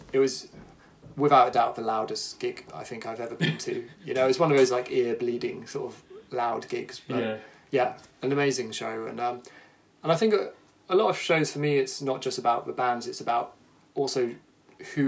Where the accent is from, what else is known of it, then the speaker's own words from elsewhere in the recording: Somerset, South West England, United Kingdom; moved away as an adult; also born or lived in Brighton; I grew up in Somerset